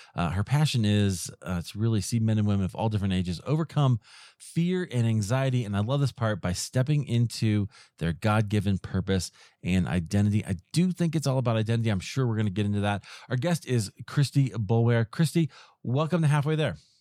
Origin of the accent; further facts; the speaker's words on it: Des Moines, Iowa, United States; I grew up in Des Moines